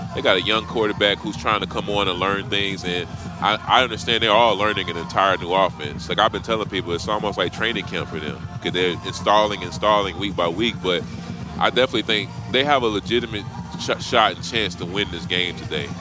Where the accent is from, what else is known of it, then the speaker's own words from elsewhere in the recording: North Carolina, United States; I'm from North Carolina